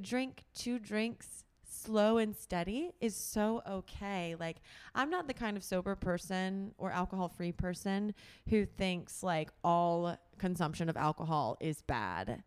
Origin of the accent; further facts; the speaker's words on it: Tullahoma, Tennessee, United States; moved away; I'm from Tullahoma, Tennessee, which is a small town in Middle Tennessee